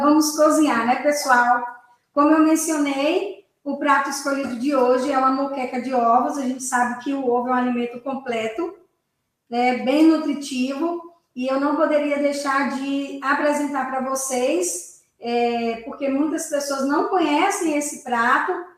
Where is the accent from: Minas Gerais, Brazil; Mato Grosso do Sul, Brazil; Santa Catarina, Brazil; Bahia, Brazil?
Bahia, Brazil; baiana como eu sou, nordestina